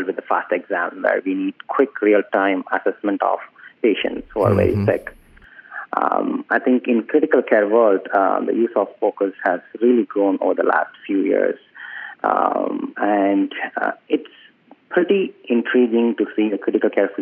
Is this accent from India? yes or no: yes; South India, India; moved away as an adult; also born or lived in New York, United States / Pittsburgh, United States; I was born in India, in the southern part of India, where I did my medical school from 2006 to 12.